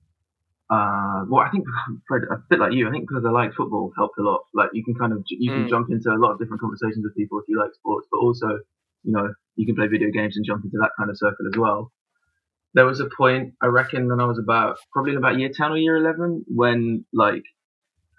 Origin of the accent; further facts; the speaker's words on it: London, United Kingdom; also born or lived in Bow, London / France; we moved out to Wanstead when I was 8. So I went to Wanstead High